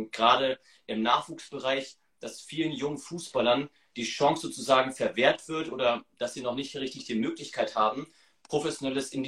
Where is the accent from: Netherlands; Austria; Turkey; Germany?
Germany; Hamburg; Wir kommen aus Hamburg und die wohnen halt weiter weg.